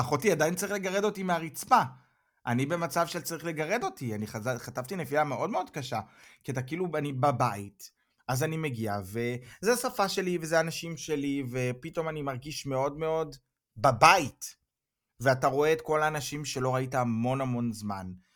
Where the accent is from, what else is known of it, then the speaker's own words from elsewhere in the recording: Israel; moved away as an adult; now in Germany; מצד אחד בישראל אני בבית, ואז אני חוזר לגרמניה, הביתה